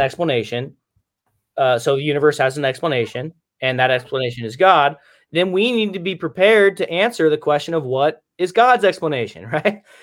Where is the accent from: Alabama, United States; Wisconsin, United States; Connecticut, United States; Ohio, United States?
Ohio, United States; Cincinnati; also born or lived in Michigan; I'm from Cincinnati